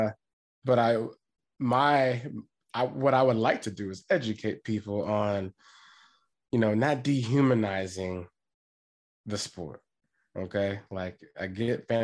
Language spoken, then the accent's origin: English; Washington, United States; moved away; I'm from Washington